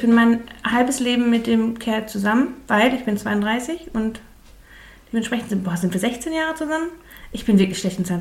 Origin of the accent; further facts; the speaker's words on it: Ruhr area, North Rhine-Westphalia, Germany; Ich komme aus dem Ruppert und das sagt man da hier einfach